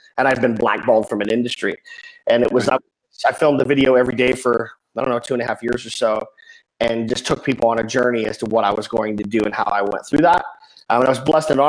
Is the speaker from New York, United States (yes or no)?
no; Salt Lake City, Utah, United States; moved away as an adult; also born or lived in Phoenix; I was born and raised in Salt Lake City